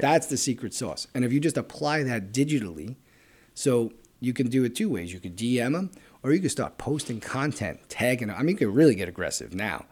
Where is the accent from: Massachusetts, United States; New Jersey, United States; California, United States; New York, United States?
New York, United States; New York City; We're from Brooklyn